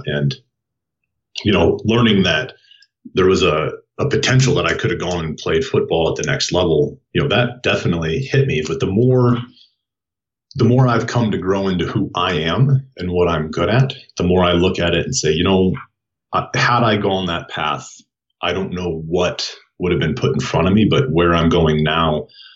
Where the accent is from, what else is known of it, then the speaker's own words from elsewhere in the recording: Waterloo, Iowa, United States; moved away as an adult; now in Colorado Springs, United States; I'm from Iowa